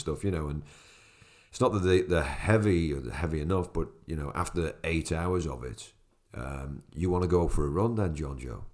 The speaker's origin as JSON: {"language": "English", "country": "Ireland", "said": "as an Irishman"}